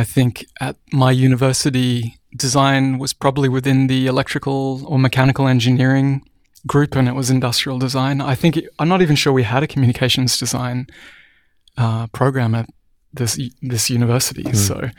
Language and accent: English; Cairns, Queensland, Australia; also born or lived in Brisbane; So we moved from Cairns, far north Queensland, up into the mountains, which is the rainforested area of Australia, down to Brisbane.